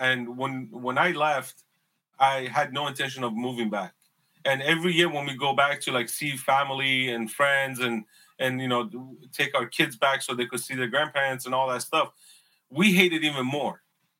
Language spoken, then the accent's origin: English; Los Angeles, California, United States; moved away; I grew up in San Fernando Valley.